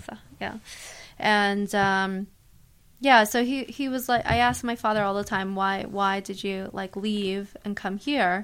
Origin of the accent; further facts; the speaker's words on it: United States; also born or lived in Manhattan, New York City; I grew up in the tri-state area, thirty minutes out of the city